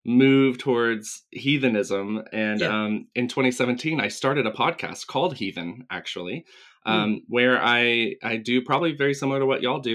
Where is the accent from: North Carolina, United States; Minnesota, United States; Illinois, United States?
North Carolina, United States; Asheville; I grew up in Western North Carolina outside Asheville